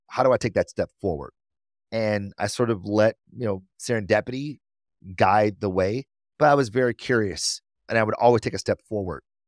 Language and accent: English; Detroit, Michigan, United States; I'm from Detroit, born and raised